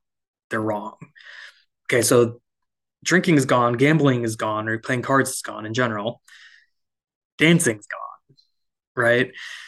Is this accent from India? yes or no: yes; India; of no, my faith shouldn't take me away from being Indian.